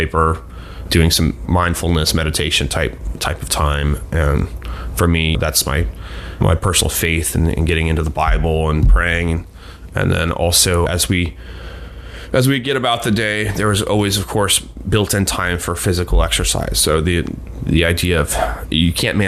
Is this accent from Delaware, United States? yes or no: yes; Delaware, United States; I grew up in Delaware